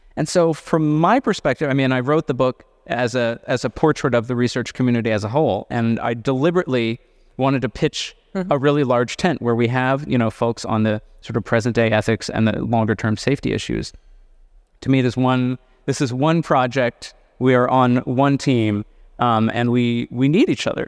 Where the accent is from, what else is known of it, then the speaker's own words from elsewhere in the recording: California, United States; I say this also as a Californian